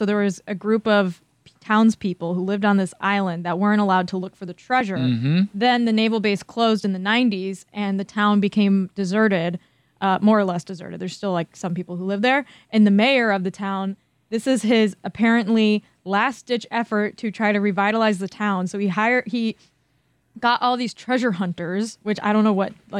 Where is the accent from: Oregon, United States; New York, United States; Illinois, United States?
Illinois, United States; I grew up in Illinois.